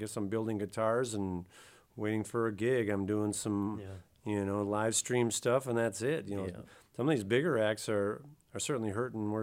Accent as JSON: {"language": "English", "town": "New Glarus", "region": "Wisconsin", "country": "United States", "said": "I'm from New Glarus"}